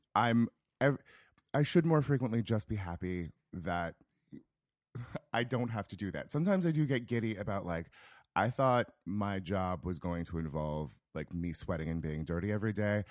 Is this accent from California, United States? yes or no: yes; rural Northern California, United States; moved away; I am from a small town in rural Northern California, about an hour north of Sacramento